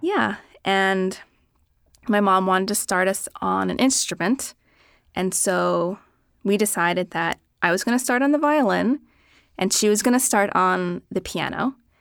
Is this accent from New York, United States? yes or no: no; Philadelphia, Pennsylvania, United States; I grew up in Philadelphia